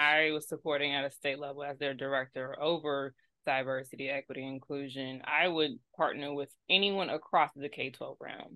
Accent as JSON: {"language": "English", "town": "Austin", "region": "Texas", "country": "United States", "tie": "born or raised there", "moved": "yes", "said": "Austin, yes, Austin, Texas"}